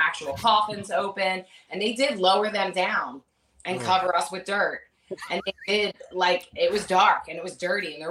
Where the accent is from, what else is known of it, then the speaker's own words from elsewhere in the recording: Philadelphia, Pennsylvania, United States; I'm from Philly